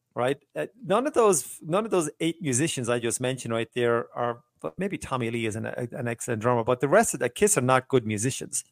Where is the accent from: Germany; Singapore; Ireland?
Ireland; I am Irish